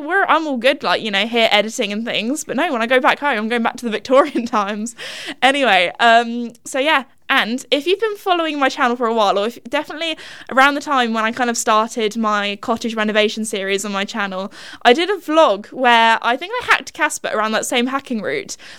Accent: England, United Kingdom; we're English

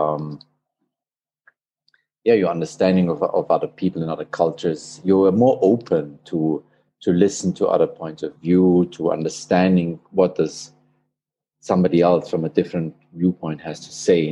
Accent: Austria; moved away as an adult; also born or lived in Australia / Hong Kong; I'm an Austrian. I was born in Austria, close to the border to Switzerland. That's where I grew up

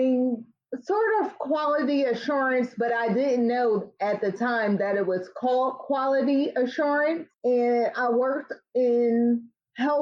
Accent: Tarboro, North Carolina, United States; moved away; I spent a lot of time there growing up in Tarboro, North Carolina. So I consider myself a Southern girl living in the city

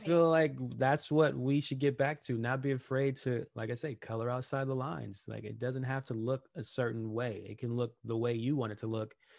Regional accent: Los Angeles, California, United States; I grew up in Watts, I grew up in the hood

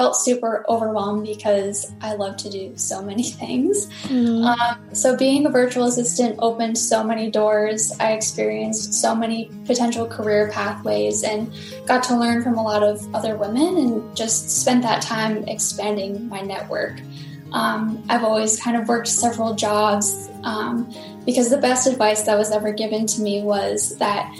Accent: Rhode Island, United States; I am from Rhode Island and still live in Rhode Island.

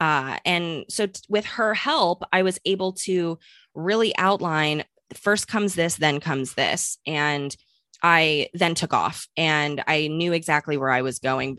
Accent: St. Louis, Missouri, United States; moved away; also born or lived in New York; I'm from Saint Louis, not necessarily a small town by any means, but, you know, a Midwest girl moved to New York

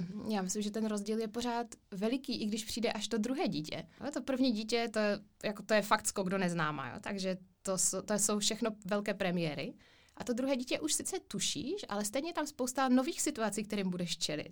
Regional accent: Ostrava, Moravian-Silesian Region, Czechia; also born or lived in Spain; přímo v Ostravě, což je moje rodné město, milované město

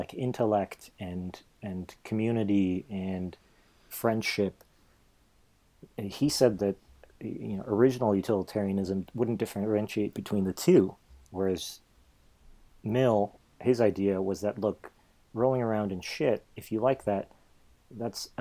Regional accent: Poland; moved away; I was born in Poland

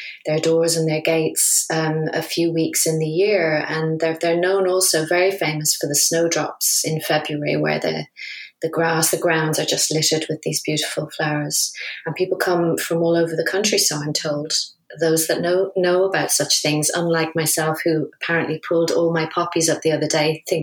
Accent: Dublin, Leinster, Ireland; moved away as an adult; also born or lived in London, United Kingdom; now in Bennington, United Kingdom; I'm originally from Dublin, and I came over to the UK in the late 80s to train as an actor.

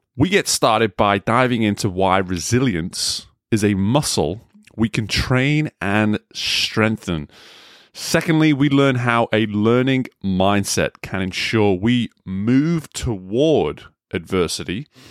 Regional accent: England, United Kingdom; accent: English; moved away; a fellow English person

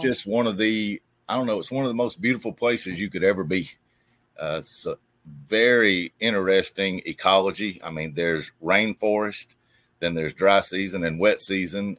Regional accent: Opelika, Alabama, United States; I was born and raised here. Um, been here my whole life

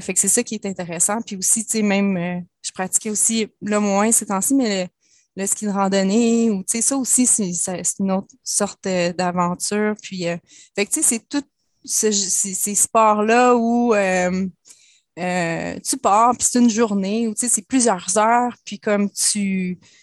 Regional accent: Laurentides, Quebec, Canada; Je viens des Laurentides, donc c'était beaucoup le ski

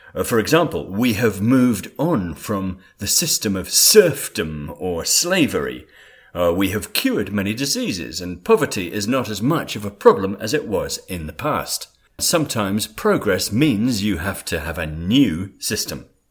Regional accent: England, United Kingdom; I was born in England

